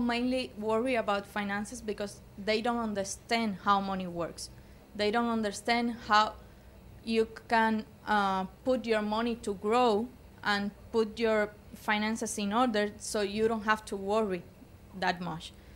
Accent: Cuba; moved away; we were raised in Cuba.

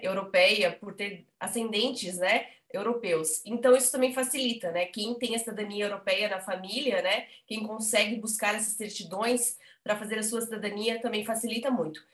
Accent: Blumenau, Santa Catarina, Brazil; moved away as an adult; now in Braga, Portugal; sou de Blumenau, morei 27 anos em Blumenau

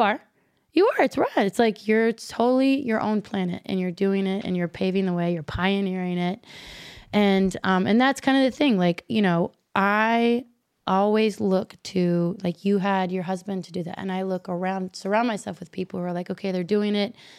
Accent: Kentucky, United States; moved away as an adult; also born or lived in Chicago; I was from Kentucky

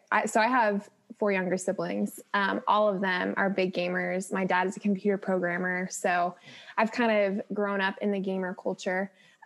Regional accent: California, United States; now in Texas, United States; I'm not a Texan that loves Texas, so I wouldn't even necessarily call myself a Texan. California girl for life.

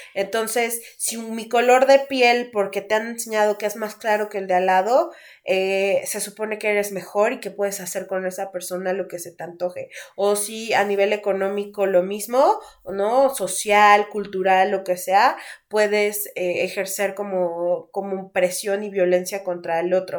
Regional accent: Mexico; aquí en nuestro país, que aparte del machismo, seguimos siendo la sociedad mexicana

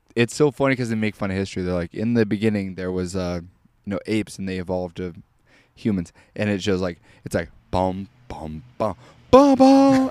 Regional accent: Missouri, United States; I'm from Missouri, I go, "I'm from the greatest state ever,"

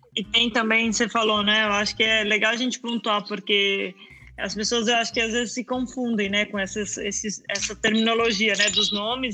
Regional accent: Mato Grosso do Sul, Brazil; now in Portugal; eu cresci lá no Mato Grosso do Sul

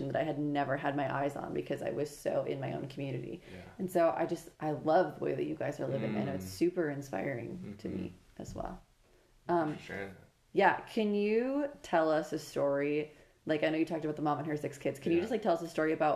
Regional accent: Prior Lake, Minnesota, United States; also born or lived in Steubenville, Ohio; growing up in Prior Lake

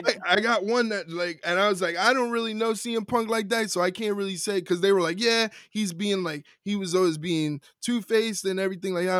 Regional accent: New York, United States; As a New Yorker

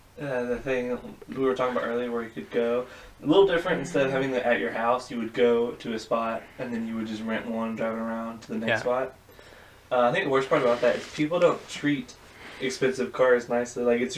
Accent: Texas, United States; I'm from Texas.

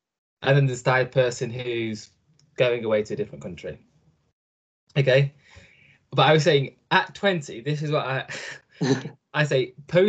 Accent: Nottingham, East Midlands, United Kingdom; moved away as an adult; now in United States

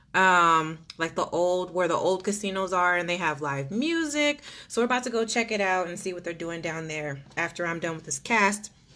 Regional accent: Texas, United States; I'm Texan

